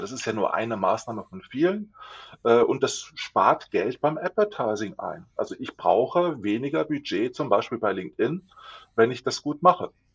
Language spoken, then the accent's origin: German; Lower Saxony, Germany; Ich komme aus Niedersachsen nicht weit, luftlinienmäßig von euch entfernt